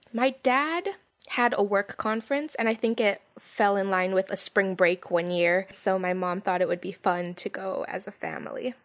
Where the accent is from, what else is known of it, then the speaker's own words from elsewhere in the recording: Hawaii, United States; I was from Hawaii